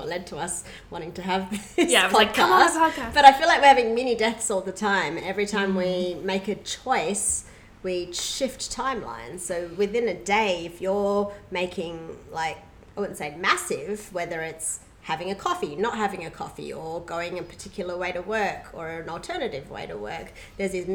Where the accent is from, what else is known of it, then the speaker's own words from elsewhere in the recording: Perth, Western Australia, Australia; also born or lived in Myanmar; I grew up in Perth